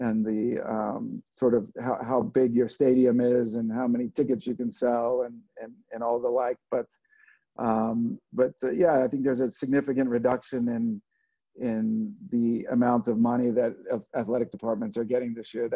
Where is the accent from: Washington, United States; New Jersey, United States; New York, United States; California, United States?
California, United States; Los Angeles; born or raised there; also born or lived in Scotland; now in North Carolina, United States